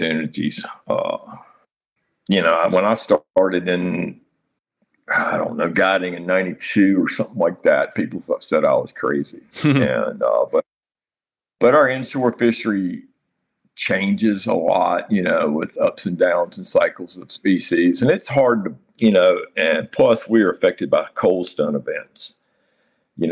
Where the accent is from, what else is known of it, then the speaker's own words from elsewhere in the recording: Nags Head, North Carolina, United States; also born or lived in Harkers Island, North Carolina; I grew up in Nags Head, and that's my home in Nags Head